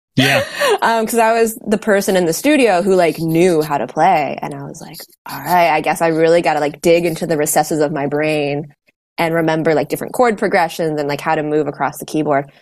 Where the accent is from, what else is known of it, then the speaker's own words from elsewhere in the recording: Washington, District of Columbia, United States; I'm in the Washington DC area and I grew up around the city here.